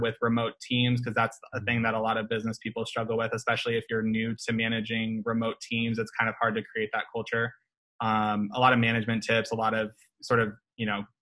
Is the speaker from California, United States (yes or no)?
no; Omaha, Nebraska, United States; moved away; I'm from Omaha, Nebraska originally, so I see Buffett's name all over the buildings. Like, when I was growing up, I would see his name everywhere.